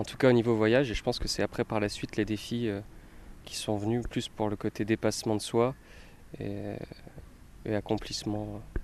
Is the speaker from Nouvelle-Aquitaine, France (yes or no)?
no; Metz, Grand Est, France; originaire de Metz, j'ai grandi en Moselle